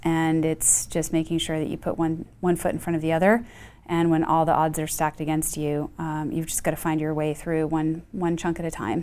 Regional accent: Boston, Massachusetts, United States; moved away as an adult; now in Houston, United States; I grew up in Boston, um, actually outside of Boston

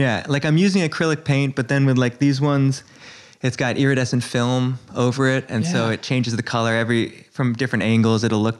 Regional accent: New York City, New York, United States; I was born on Prince and Elizabeth, but then I grew up mostly on Second and Bowery, like East Village.

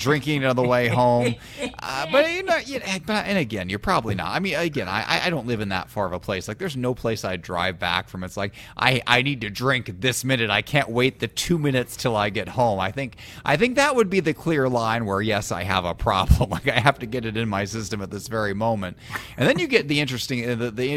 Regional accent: Illinois, United States; moved away; I grew up in Illinois where the liquor stores have drive-throughs

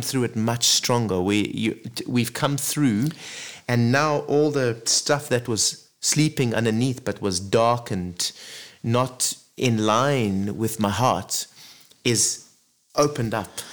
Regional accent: Zimbabwe; also born or lived in Zambia; I grew up really in Africa. You know, born in Zambia, grew up in Zimbabwe.

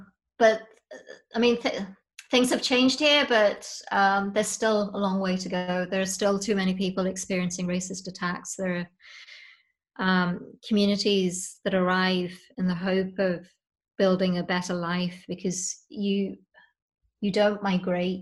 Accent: Leicester, East Midlands, United Kingdom; moved away as an adult; now in Northern Ireland, United Kingdom; I grew up in England, there's, you know, a sense of home around that and my family's there

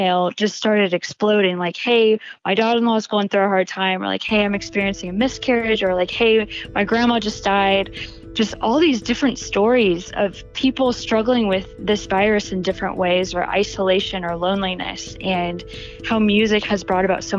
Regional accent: Indianapolis, Indiana, United States; I am from Indianapolis, Indiana

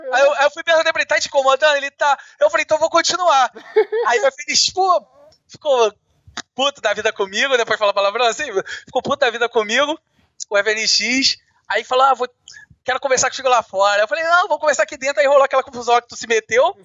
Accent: Rio de Janeiro, Brazil; eu sou do Rio de Janeiro

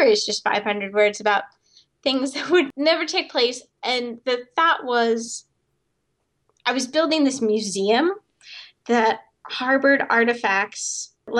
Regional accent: South Dakota, United States; when I grew up in South Dakota, a big jackalope country

